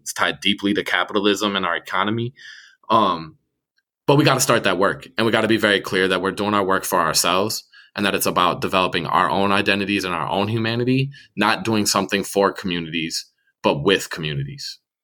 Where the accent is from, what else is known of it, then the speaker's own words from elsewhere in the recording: Minneapolis, Minnesota, United States; I grew up in Northeast Minneapolis